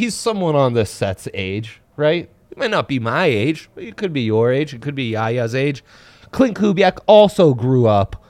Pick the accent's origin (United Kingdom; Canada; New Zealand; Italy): Italy; Milan, Lombardy; moved away; Sony Milano, friend of the show. It's where I grew up